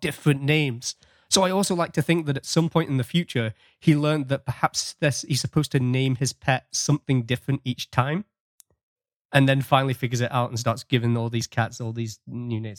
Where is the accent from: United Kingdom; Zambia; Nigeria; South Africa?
United Kingdom; England; now in Canada; the fun that we had growing up with Star Trek in England